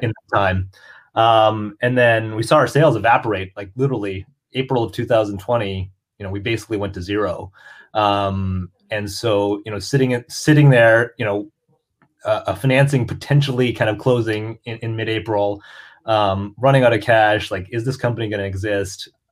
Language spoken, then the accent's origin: English; Canada; I'm also Canadian.